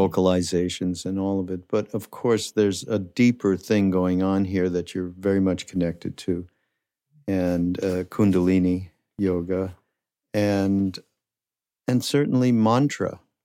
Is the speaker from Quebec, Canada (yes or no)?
yes; Quebec, Canada; in Quebec where I'm from